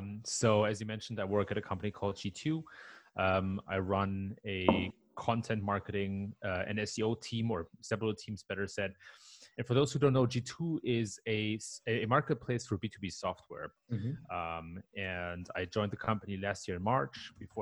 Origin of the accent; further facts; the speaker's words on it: Germany; English is a second language; moved away as an adult; now in Palo Alto, United States; But I was born and raised in Germany, so I'm like a cultural hybrid, if you will.